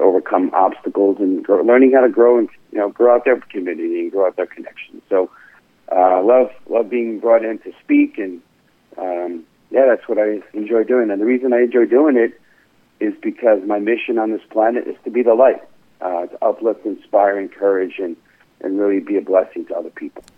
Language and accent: English; New York City, New York, United States; now in Stamford, United States; born and raised in the Bronx